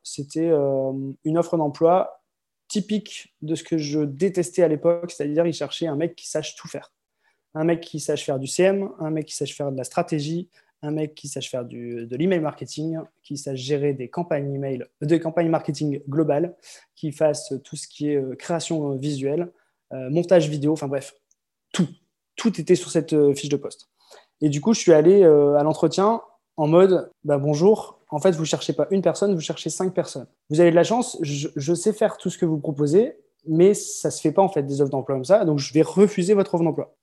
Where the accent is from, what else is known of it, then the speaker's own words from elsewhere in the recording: Lille, Hauts-de-France, France; moved away as an adult; also born or lived in Croix / Marseille / Malaga, Spain; je suis né euh, à Croix, dans le Nord, tout près de Lille. Lille où j'ai vécu quasiment toute ma vie